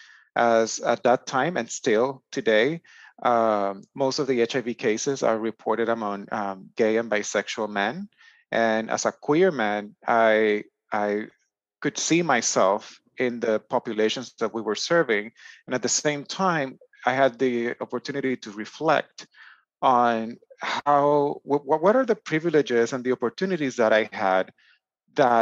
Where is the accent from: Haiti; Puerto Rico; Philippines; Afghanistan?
Puerto Rico; Aguas Buenas; moved away as an adult; now in United States; my hometown of Aguas Buenas, Puerto Rico, a relatively small rural town in the center of the island